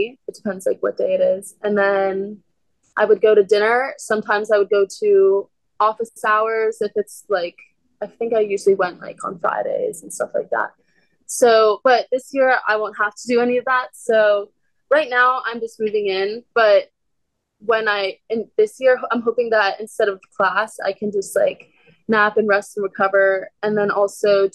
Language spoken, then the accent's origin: English; Arlington, Virginia, United States; moved away as an adult; now in Stanford, United States; I'm from like just outside of DC in Arlington